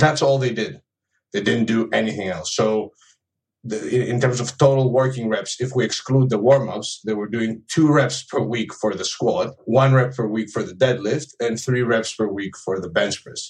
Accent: Greece; now in United Kingdom; I live in the UK, but I'm originally from Greece.

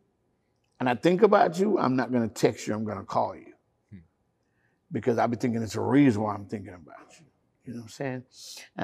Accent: Jamaica; moved away; I was brought up in Jamaica

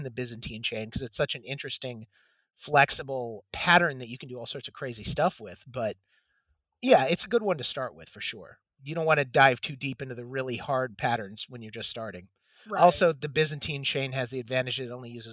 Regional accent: Michigan, United States; moved away; I'm originally from Michigan

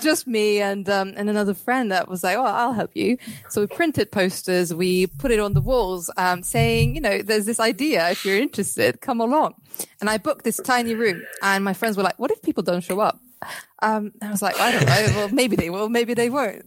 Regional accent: Cyprus; moved away; I'm in Cyprus at the moment

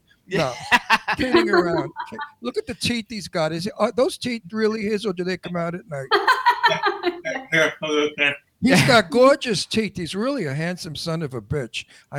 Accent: New York, United States; accent: Brooklyn; now in Palm Springs, United States; Palm Springs, unfortunately. But I'm a New Yorker. I'm a Brooklynite. And I miss my New York terribly.

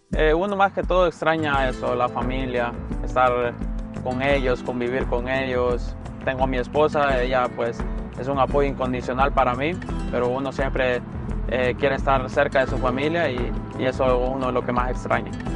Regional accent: Tegucigalpa, Francisco Morazán, Honduras; moved away as an adult; now in Los Angeles, United States; Nací en Honduras, Tegucigalpa, eh, del barrio El Carrizal, de ahí soy proveniente

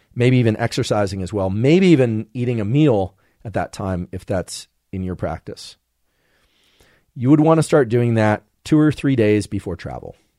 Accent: California, United States; as a Californian

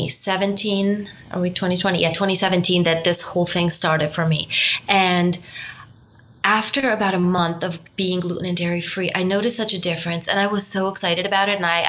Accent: Romania; moved away; also born or lived in Germany; My background is I'm from Romania. I also spent some time in Germany

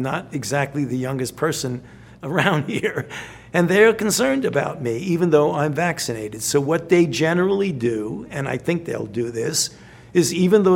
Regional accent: New York City, New York, United States; I grew up in the Bensonhurst section of Brooklyn.

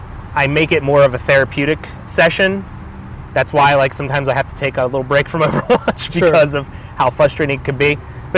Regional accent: Pennsylvania, United States; I grew up in a small suburb of Pennsylvania. I'm 29 years old.

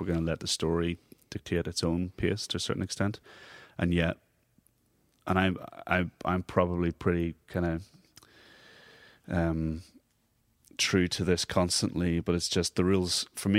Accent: Monaghan, Ulster, Ireland; also born or lived in Belfast, United Kingdom; Well, I was born in Belfast, but my formative years were in Monaghan.

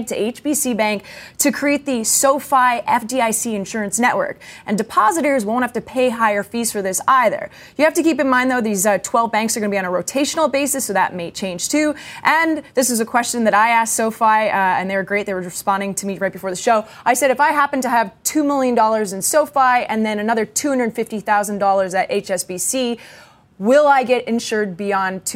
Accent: Canada; I'm Canadian

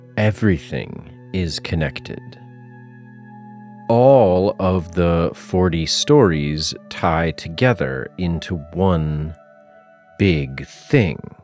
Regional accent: Massachusetts, United States; also born or lived in South Carolina; I am from Massachusetts, and I spent six years living in South Carolina

